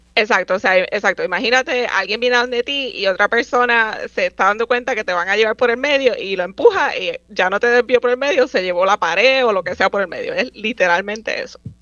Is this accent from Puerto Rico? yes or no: yes; Guaynabo, Puerto Rico; moved away as an adult; also born or lived in San Juan, Puerto Rico / Troy, New York; yo nací en San Juan, me crié en Guaynabo